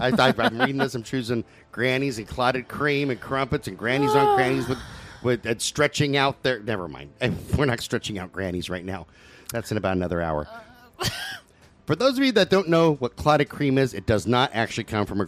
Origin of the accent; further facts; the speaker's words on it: the South, United States; I'm from the South.